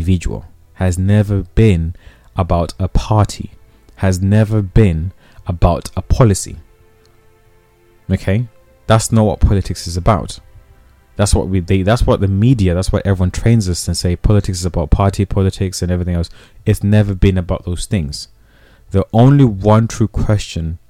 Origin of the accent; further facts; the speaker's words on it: Zimbabwe; I come from Zimbabwe. I was born in Zimbabwe.